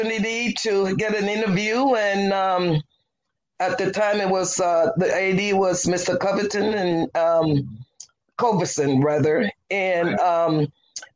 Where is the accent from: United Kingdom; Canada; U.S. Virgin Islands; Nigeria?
U.S. Virgin Islands; moved away as an adult; also born or lived in Jackson, Mississippi / Baton Rouge, Louisiana; I'm originally from the Virgin Islands, specifically St. Croix of the Virgin Islands, and born and raised, left there, came to Jackson State